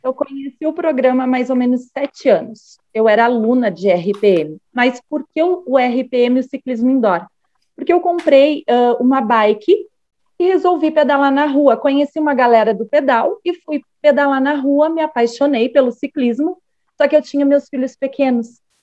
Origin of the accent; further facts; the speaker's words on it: Vacaria, Rio Grande do Sul, Brazil; moro, sou gaúcha, Vacaria, Rio Grande do Sul, uma cidadezinha um pouco fria